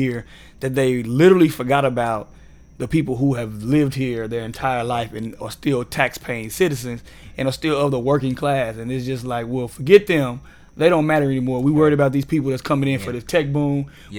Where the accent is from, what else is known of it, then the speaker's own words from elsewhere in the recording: Austin, Texas, United States; I grew up in East Austin. My grandmother lived right off of Pennsylvania.